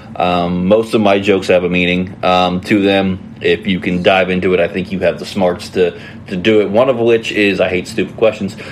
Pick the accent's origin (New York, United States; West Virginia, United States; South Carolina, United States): West Virginia, United States; now in Ohio, United States; I'm originally from West Virginia